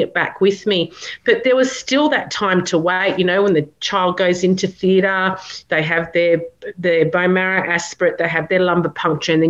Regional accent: Canberra, Australian Capital Territory, Australia; we're from Canberra

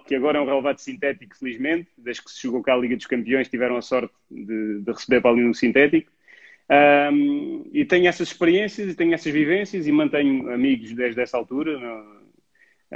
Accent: Lisbon, Portugal; also born or lived in Mértola, Alentejo; Eu venho do Alentejo, do Alentejo aos sete anos venho para Lisboa

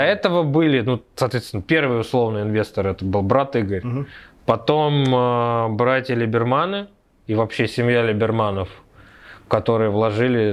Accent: Moscow, Russia; Я вообще из Москвы, из Тушина, с простой рабочей крестьянской семьи

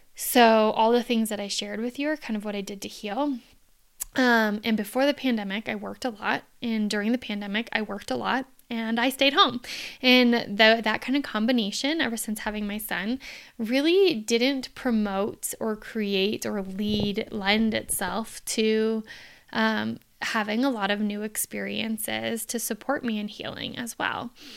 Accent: Phoenix, Arizona, United States; I'm from Phoenix, Arizona

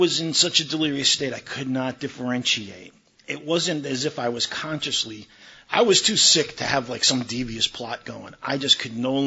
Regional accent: New York, United States; moved away as an adult; now in Maryland, United States; I'm originally from New York. I grew up there, I got drunk there, and I got sober there

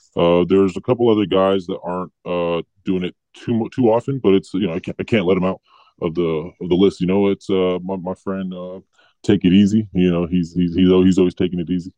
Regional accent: Los Angeles, California, United States; We all kind of grew up around LA County

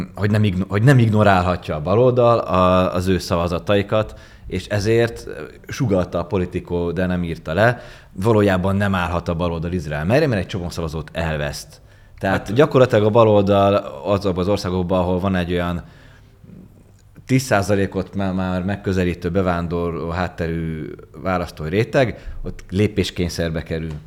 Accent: Hungary

